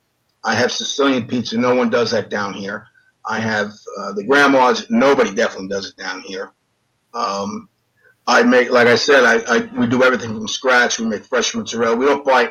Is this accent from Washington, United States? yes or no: no; East Rockaway, New York, United States; moved away as an adult; now in Tennessee, United States; I had my own pizzeria in my hometown in East Rockaway called Dazzo's